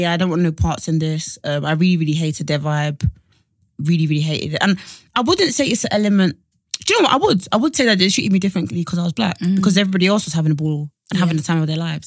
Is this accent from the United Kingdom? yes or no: yes; Essex, East of England, United Kingdom; I'm from Essex